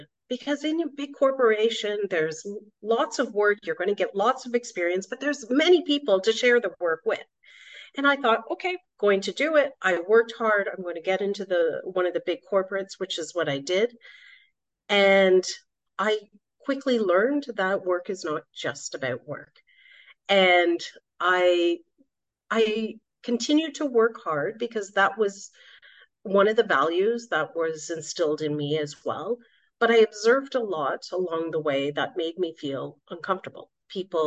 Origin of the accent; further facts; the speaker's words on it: Canada; now in Switzerland; I was brought up in a very tight Indian community growing up in Canada.